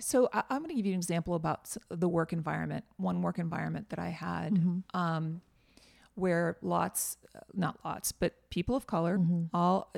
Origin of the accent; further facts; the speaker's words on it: Northeast, United States; And, I grew up in the Northeast.